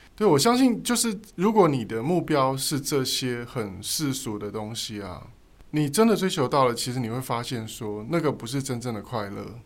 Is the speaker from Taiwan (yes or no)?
yes; Donggang, Pingtung County, Taiwan; 从我们长大的地方，比如说你从，嗯，从东港好了，渔村